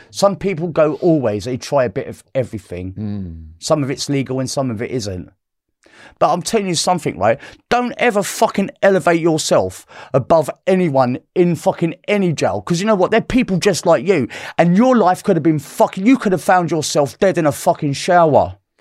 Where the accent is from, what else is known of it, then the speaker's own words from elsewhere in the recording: London, United Kingdom; I'm from South London